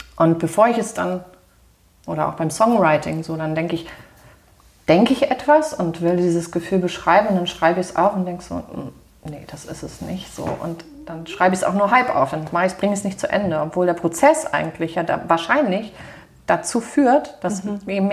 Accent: Germany; hier bei uns in Deutschland

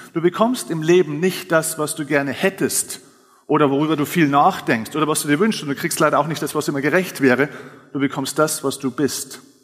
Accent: Lower Bavaria, Germany; ich komme jetzt aus Niederbayern

